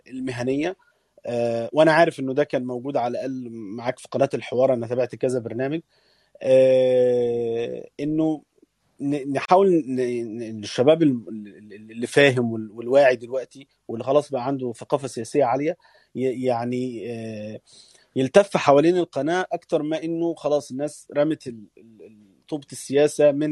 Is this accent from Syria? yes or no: no; Egypt; فده ده اللي احنا محتاجينه احنا كمصريين على الاقل في الخارج